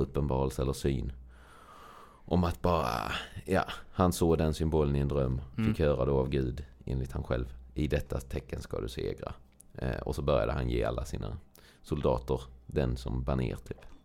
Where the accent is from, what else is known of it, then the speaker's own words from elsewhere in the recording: Sweden; Rya, där jag är uppvuxen